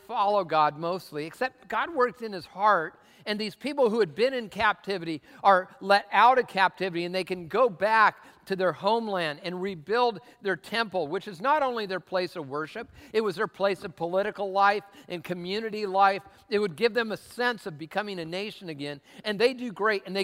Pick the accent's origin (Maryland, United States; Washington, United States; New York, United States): Washington, United States; Tacoma; I'm from Tacoma